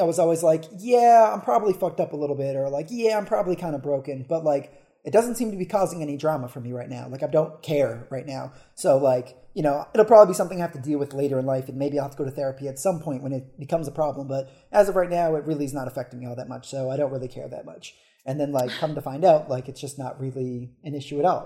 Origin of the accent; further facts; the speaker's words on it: New Hampshire, United States; moved away as an adult; now in Philadelphia, United States; I'm originally from New Hampshire